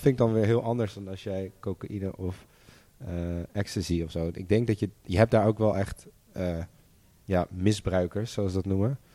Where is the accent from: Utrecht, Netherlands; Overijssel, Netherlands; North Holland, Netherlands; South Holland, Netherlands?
North Holland, Netherlands; Amsterdam; We zijn alle drie opgegroeid in Amsterdam